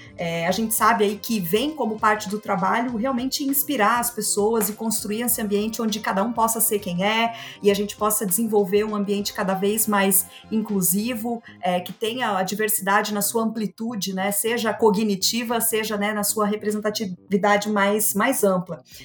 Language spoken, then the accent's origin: Portuguese; Joinville, Santa Catarina, Brazil; eu sou joinvilense, né? Quase uma raridade. Nasci, me formei na cidade de Joinville, sigo trabalhando por aqui.